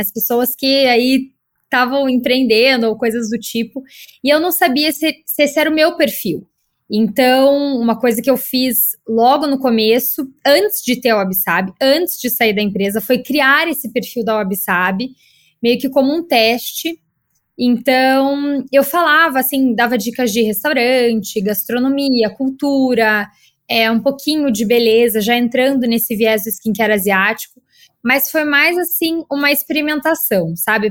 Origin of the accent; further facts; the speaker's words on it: Curitiba, Paraná, Brazil; moved away as an adult; now in São Paulo, Brazil; eu sou de Curitiba